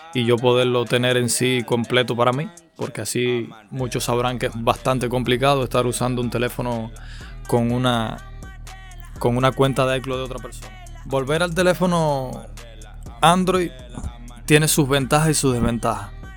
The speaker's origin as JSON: {"language": "Spanish", "country": "Cuba", "said": "aquí en mi país cubano"}